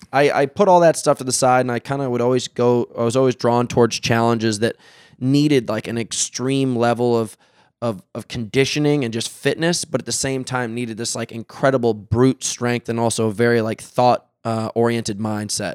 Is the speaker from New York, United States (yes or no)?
yes; New York City, New York, United States; now in California, United States; I'm from New York City